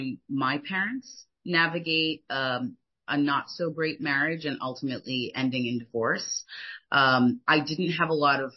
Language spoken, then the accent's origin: English; United States; moved away as an adult; also born or lived in France; I grew up in the United States